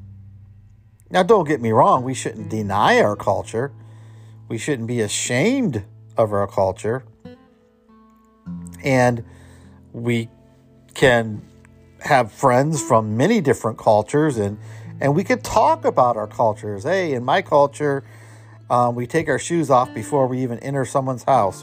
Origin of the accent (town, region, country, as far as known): Cleveland, Ohio, United States; born or raised there